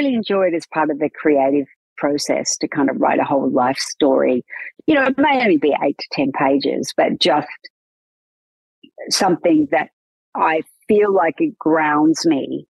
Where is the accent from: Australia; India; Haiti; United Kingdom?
Australia; Newcastle, New South Wales; accent: Australian; I sound a lot like I'm less from Newcastle now. But I had a lot broader Australian accent 20 years ago, probably.